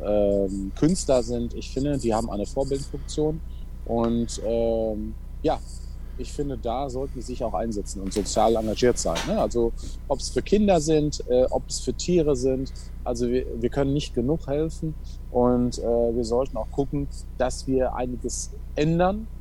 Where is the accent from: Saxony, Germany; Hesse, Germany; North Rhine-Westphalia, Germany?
North Rhine-Westphalia, Germany; Waltrop; ich komme aus Waldrop, äh, VfL Waltrop